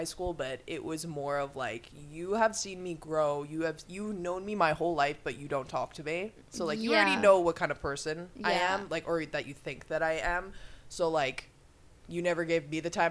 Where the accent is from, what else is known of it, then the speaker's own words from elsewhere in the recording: Long Island, New York, United States; I'm from Long Island